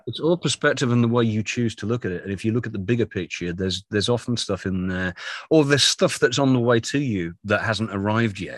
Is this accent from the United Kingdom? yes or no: yes; United Kingdom; moved away as an adult; also born or lived in London; now in North Carolina, United States; I'm a Brit living in America